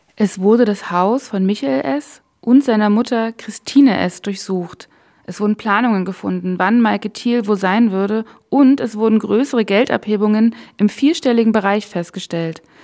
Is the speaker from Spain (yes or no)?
no; near Königs Wusterhausen, Brandenburg, Germany; Ich selbst bin auch in Brandenburg geboren und in der Nähe von Königs Wusterhausen aufgewachsen.